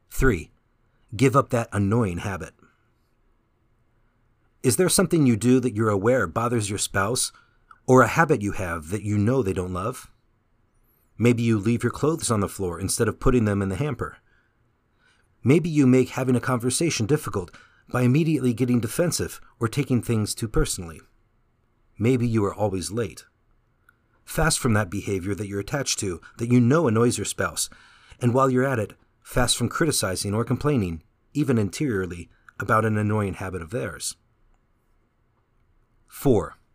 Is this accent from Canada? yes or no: yes; Canada; now in San Jose, United States; But when I came from Canada to San Jose, it was a struggle at first to find that family spirit.